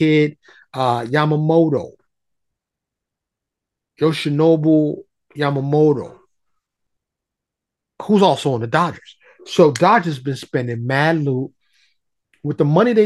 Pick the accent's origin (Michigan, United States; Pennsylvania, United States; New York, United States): New York, United States; New York City; now in Dallas, United States; I'm from New York, born and raised in New York, still in touch with a lot of my New York peoples